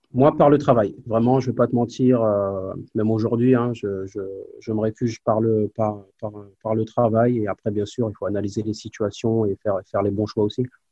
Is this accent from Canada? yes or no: no; Évreux, Normandy, France; moved away as an adult; also born or lived in Nancy / Spain / Málaga / Charleroi; je suis d'Évreux, moi, du quartier de la Madeleine